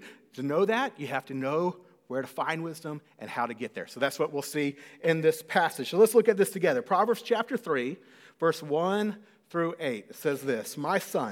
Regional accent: Cedar Park, Texas, United States; also born or lived in College Station, Texas; the house that I grew up in Cedar Park

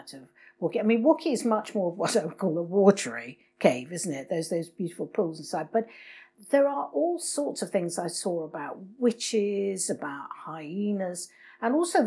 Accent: Cornwall, South West England, United Kingdom; being Cornish

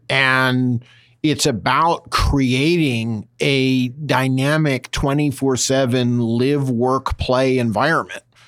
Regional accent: East Coast, United States; moved away as an adult; also born or lived in Boston / New York / Washington / London; now in California, United States; I grew up in the East Coast, spent time in Boston, New York, Washington, uh, and London before coming to California.

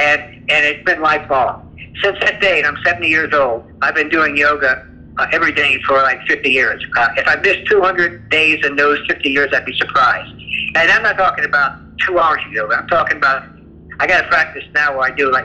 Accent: the South, United States; I grew up in the South, and we didn't talk about these things.

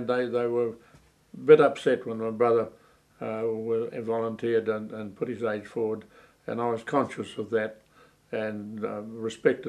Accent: Gisborne, New Zealand; I was born in Gisborne on 5th of April 1919.

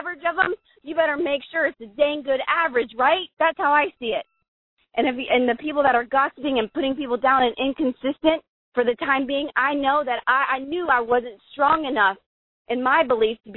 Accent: Columbus, Ohio, United States; moved away; Columbus, Ohio, my hometown

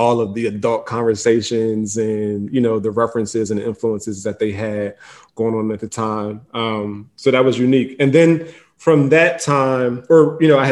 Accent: Philadelphia, Pennsylvania, United States; West Philly. I grew up in the Overbrook section of the city

